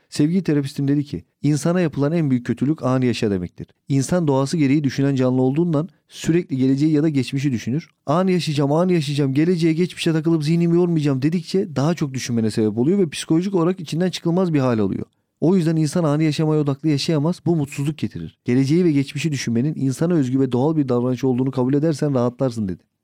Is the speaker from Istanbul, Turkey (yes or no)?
yes; Yeldeğirmeni, Istanbul, Turkey; Gençliğim yel değirmeninde geçti. E, hala da oradayım